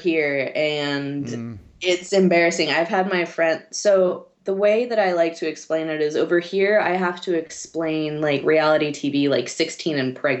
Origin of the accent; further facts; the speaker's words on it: California, United States; now in Germany; I have dual citizenship. My mom's originally from Germany. My dad's from California. I was born in California. And then I moved over here for school.